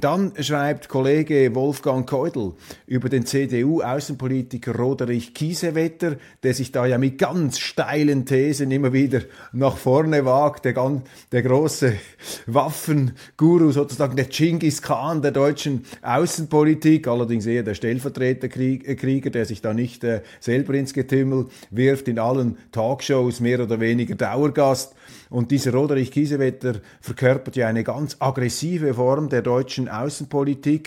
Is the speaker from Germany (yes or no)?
no; Switzerland; als Schweizer